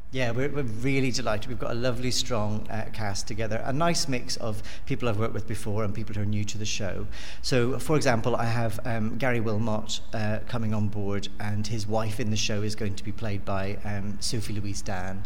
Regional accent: Belfast, Northern Ireland, United Kingdom; moved away; I'm from Belfast originally

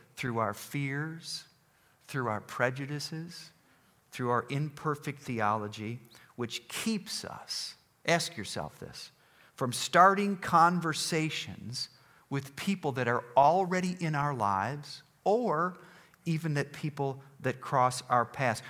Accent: Rochester, United States; moved away as an adult; also born or lived in Dallas; I'm from Rochester

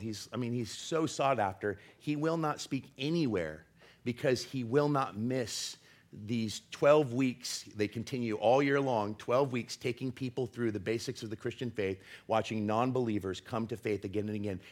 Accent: Portland, United States; I'm from Portland, and I'm Gen X

